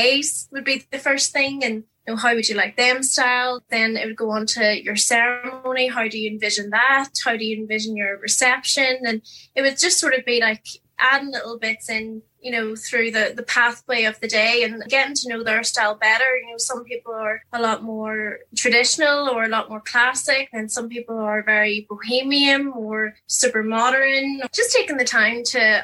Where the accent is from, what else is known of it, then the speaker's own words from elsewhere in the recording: Newcastle, Northern Ireland, United Kingdom; moved away as an adult; also born or lived in Liverpool; now in Belfast, United Kingdom; Originally, I'm from Newcastle, County Down, and now living in the Big Smoke in Belfast.